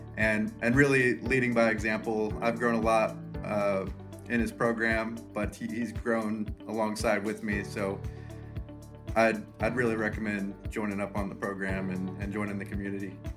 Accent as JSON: {"language": "English", "town": "Lawrence", "region": "Kansas", "country": "United States", "said": "I'm from Lawrence, Kansas"}